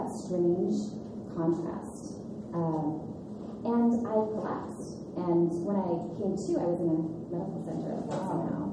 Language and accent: English; Minnesota, United States; moved away as an adult; also born or lived in New York City / Los Angeles; I grew up in Minnesota